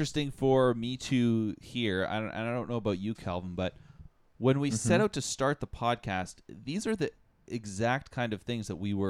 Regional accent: North Bay, Ontario, Canada; I'm from North Bay.

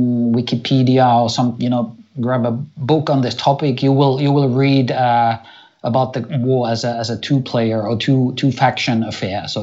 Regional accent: Finland; moved away as an adult; now in Germany; I was born and raised in Finland, and now I live in Germany, you know, with my family and work here

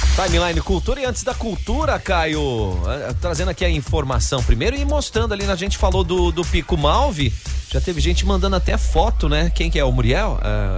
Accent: Jaraguá do Sul, Santa Catarina, Brazil; nós que somos aqui de Jaraguá do Sul

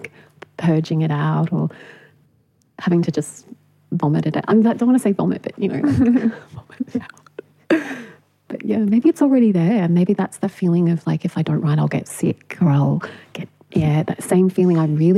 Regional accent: Punjab, Pakistan; born there; I was born in Pakistan, and my mother is a white Aussie. She went swimming in the river in Punjab

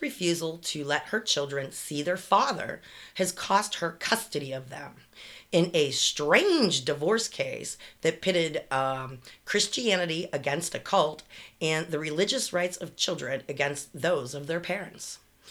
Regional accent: Canonsburg, Pennsylvania, United States; I listened to your podcast, and I heard you're in Pittsburgh. I'm from Cannonsburg, originally.

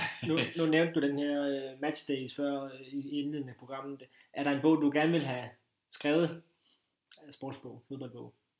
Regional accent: Funen, Southern Denmark, Denmark; nu er vi jo på Fyn, og jeg er Fynbo

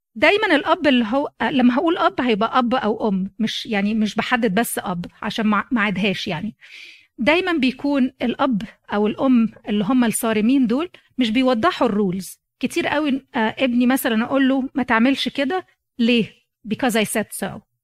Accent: Egypt; moved away as an adult; جيت من مصر

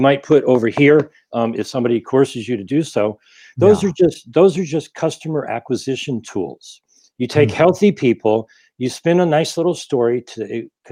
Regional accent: Ohio, United States; also born or lived in Rhode Island; now in Glendale, United States; I currently live in Glendale, and I grew up in Ohio, moved to Rhode Island, came out here in 96

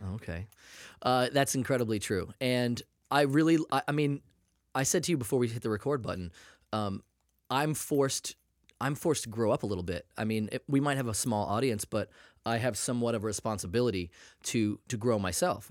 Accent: New England, United States; now in Los Angeles, United States; growing up in New England in the eighties

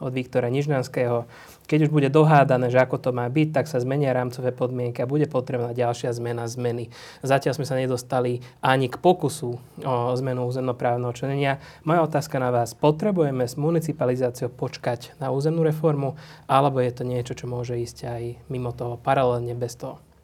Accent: Dunajská Streda, Trnava Region, Slovakia; ja som z Dunajskej stredy

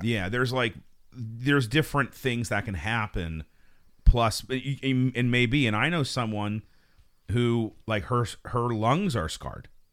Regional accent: Fayette County, Pennsylvania, United States; I'm from Fayette County

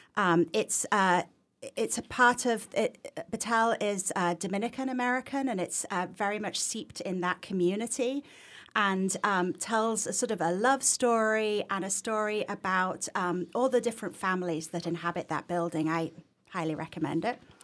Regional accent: Leeds, Yorkshire and the Humber, United Kingdom; accent: English; moved away as an adult; also born or lived in Massachusetts; now in Northampton, United States; I'm from the north of England originally.

